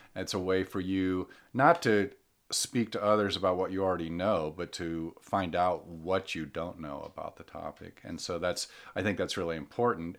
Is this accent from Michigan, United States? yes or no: yes; Michigan, United States; born or raised there; moved away as an adult; also born or lived in Colorado